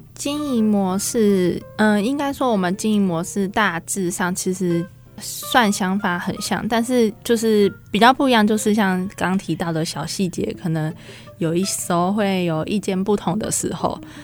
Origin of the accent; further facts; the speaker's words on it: Hsinchu, Taiwan; 我们姐妹是在新竹长大的，然后所以我们想要回到我们的家乡，然后为我们家乡就是开一间店面这样子